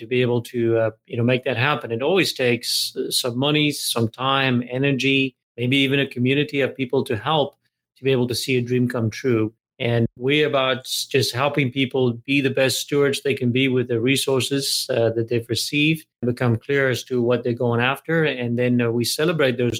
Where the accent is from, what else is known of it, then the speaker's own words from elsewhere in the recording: South Africa; moved away as an adult; now in United States; I'm originally South African, and I came to America when I was 23 years old